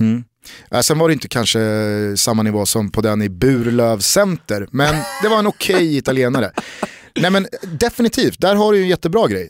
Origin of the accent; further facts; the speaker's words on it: Sweden; som svensk